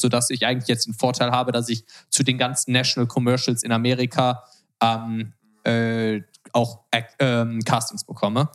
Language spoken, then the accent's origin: German; Germany; moved away as an adult; now in Los Angeles, United States; als Deutscher ist man halt so richtig auf Business getrimmt